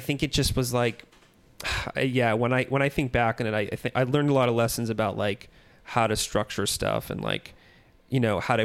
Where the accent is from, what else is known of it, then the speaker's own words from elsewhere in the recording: San Francisco Bay Area, California, United States; also born or lived in Minneapolis; now in Los Angeles, United States; So I'm from the Bay Area, from like San Francisco area.